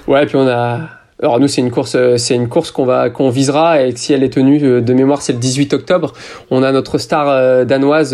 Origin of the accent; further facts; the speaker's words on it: France; je suis français